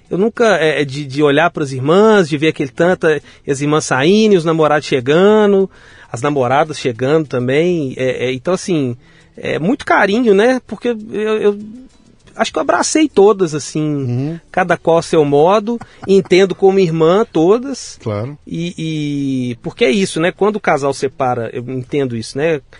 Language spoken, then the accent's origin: Portuguese; Belo Horizonte, Minas Gerais, Brazil; Nasci em BH. Nasci, nasci em BH